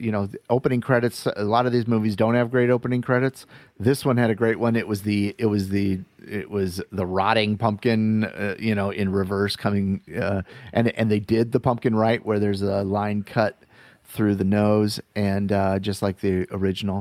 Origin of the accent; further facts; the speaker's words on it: Iowa, United States; moved away; when I was flying back from Iowa, uh, uh, when I went home for my dad's funeral